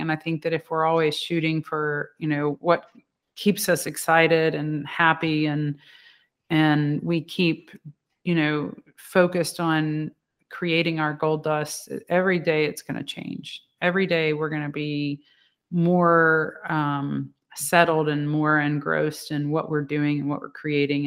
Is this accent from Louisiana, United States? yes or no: yes; Louisiana, United States; I'm from Louisiana